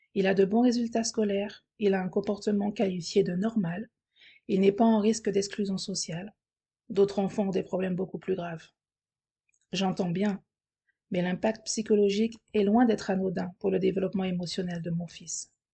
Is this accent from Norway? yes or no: no; France; now in Spain; je suis française.